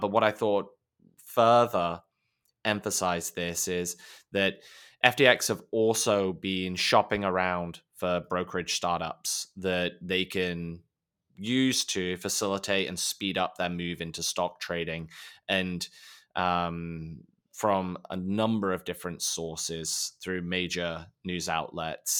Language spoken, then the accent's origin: English; United Kingdom; being British